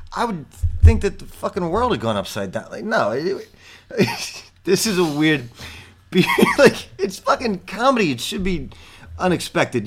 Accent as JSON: {"language": "English", "region": "New York", "country": "United States", "said": "I'm from New York."}